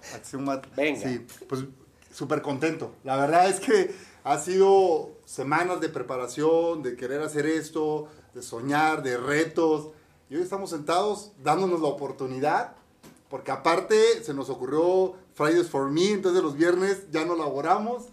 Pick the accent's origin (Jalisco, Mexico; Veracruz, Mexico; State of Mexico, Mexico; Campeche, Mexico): Campeche, Mexico; moved away as an adult; also born or lived in Puebla; vengo de Campeche, de Ciudad de Campeche. Me vine a estudiar a la universidad, a Puebla